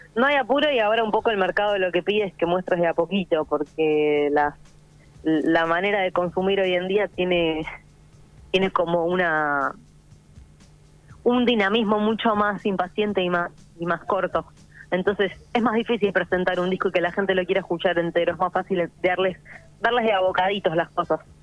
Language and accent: Spanish; Buenos Aires, Argentina; also born or lived in Córdoba, Argentina; soy súper mega porteña de, capital, y eh, de corazón cordobés